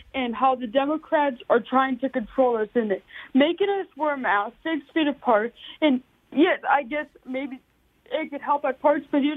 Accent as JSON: {"language": "English", "town": "Long Beach", "region": "California", "country": "United States", "moved": "yes", "lives_now": "Sioux Falls, United States", "said": "I am 15 years old and I'm from Long Beach, California, but I currently live in Sioux Falls, South Dakota"}